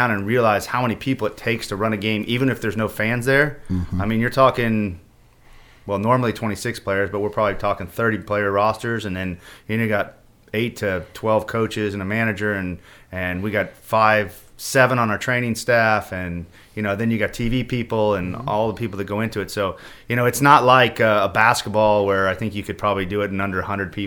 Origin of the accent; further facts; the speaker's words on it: Kansas City, Missouri, United States; moved away as an adult; also born or lived in California / Jacksonville; growing up in Kansas City